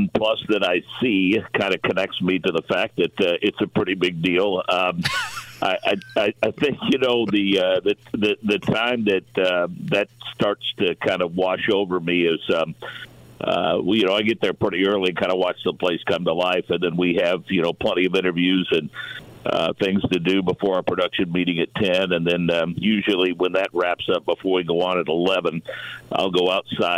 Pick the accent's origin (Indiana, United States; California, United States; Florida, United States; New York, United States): Indiana, United States; Monrovia; It's kind of where my career started oh so many years ago, doing sports reports for Monrovia football and basketball